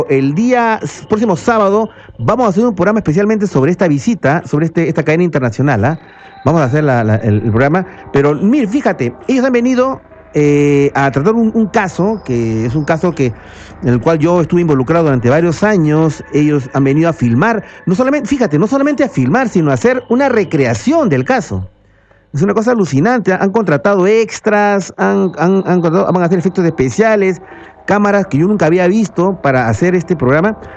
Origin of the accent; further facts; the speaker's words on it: northern Peru, Peru; now in Miraflores, Peru; soy del norte